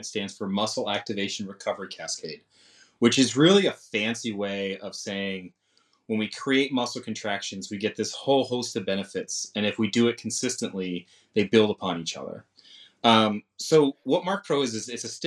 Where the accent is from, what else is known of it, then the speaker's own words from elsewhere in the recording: Londonderry, New Hampshire, United States; I grew up in New Hampshire